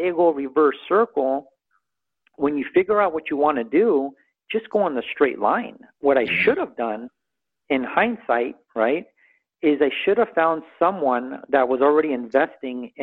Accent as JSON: {"language": "English", "town": "Santa Monica", "region": "California", "country": "United States", "tie": "born or raised there", "also_born_or_lived": "Culver City", "said": "I was born in Santa Monica"}